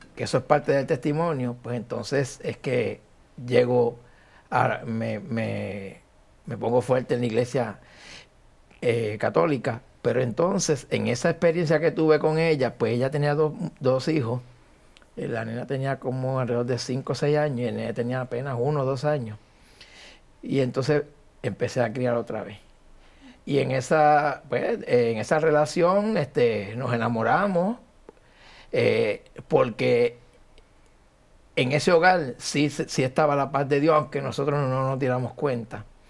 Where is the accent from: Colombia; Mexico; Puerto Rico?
Puerto Rico; Añasco; mi pueblo de Añasco